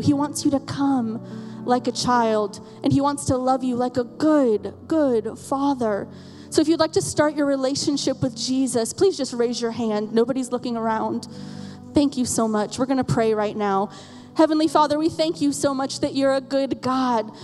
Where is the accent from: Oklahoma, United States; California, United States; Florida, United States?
Florida, United States; we're from Florida